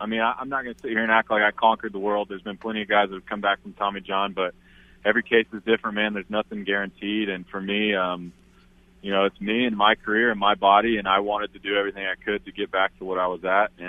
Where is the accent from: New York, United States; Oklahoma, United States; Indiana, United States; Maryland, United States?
Oklahoma, United States; I'm going to root for my state. A lot of those guys were born and raised in Oklahoma. And, you know, some of them, you know, back when I went to Oklahoma State, I knew some of those guys.